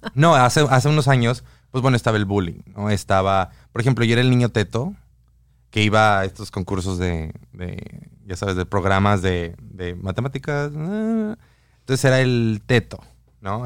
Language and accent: Spanish; Guadalajara, Jalisco, Mexico; moved away; mi ciudad, yo soy de Guadalajara